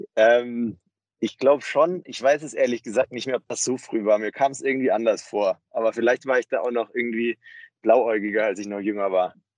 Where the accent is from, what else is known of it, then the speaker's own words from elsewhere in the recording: near Stuttgart, Baden-Württemberg, Germany; moved away as an adult; also born or lived in Tübingen / Mannheim; now in Berlin, Germany; bin aufgewachsen in der Nähe von Stuttgart und habe dann in Tübingen und Mannheim studiert